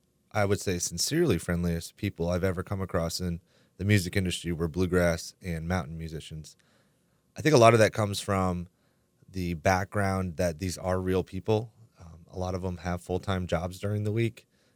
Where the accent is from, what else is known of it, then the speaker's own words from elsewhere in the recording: the North, United States; also born or lived in the South; now in Southern United States; I grew up on the Canadian border, as far away from the South in this country as you can get.